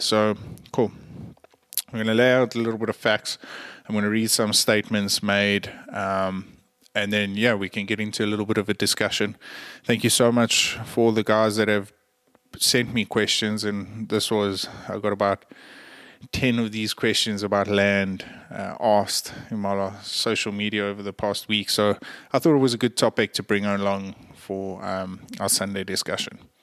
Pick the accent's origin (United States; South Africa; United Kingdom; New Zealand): South Africa; I'm a South African